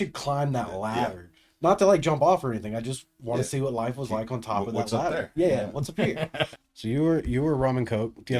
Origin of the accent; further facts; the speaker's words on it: Germany; I'm from Germany.